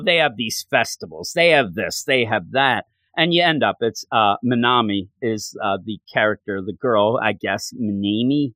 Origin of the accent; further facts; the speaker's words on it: Quakertown, Pennsylvania, United States; also born or lived in West Virginia; I'm right outside the Philadelphia area. I'm in a town called Quakertown